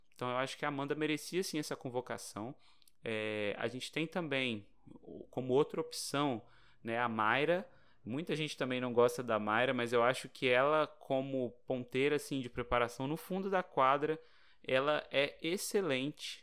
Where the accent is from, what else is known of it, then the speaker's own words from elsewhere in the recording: Brazil; a gente é brasileiro